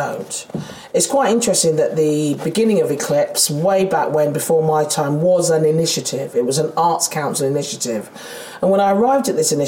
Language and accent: English; London, United Kingdom; accent: Londoner; I'm a Londoner. You can hear I'm a Londoner. I'm a goddamn South East Londoner.